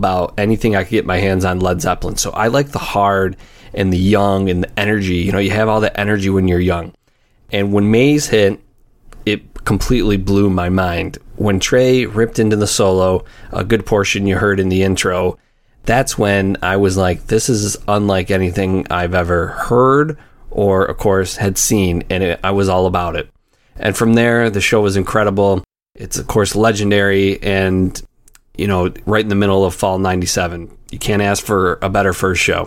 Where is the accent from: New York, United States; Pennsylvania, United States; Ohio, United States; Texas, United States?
New York, United States; Rochester; I am from Rochester. I grew up there